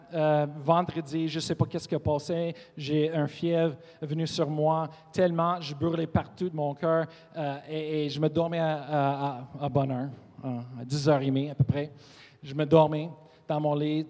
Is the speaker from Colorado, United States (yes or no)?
yes; Colorado, United States; French is a second language; moved away; Je viens, de Colorado